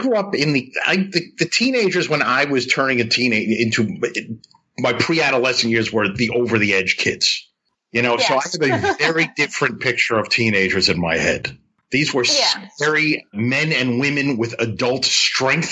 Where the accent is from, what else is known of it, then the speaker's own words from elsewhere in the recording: New York City, New York, United States; I grew up in Brooklyn, New York.